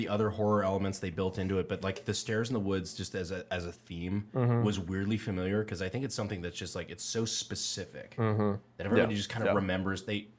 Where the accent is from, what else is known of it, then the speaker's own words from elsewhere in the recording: Fayetteville, North Carolina, United States; I grew up in Fayetteville, North Carolina.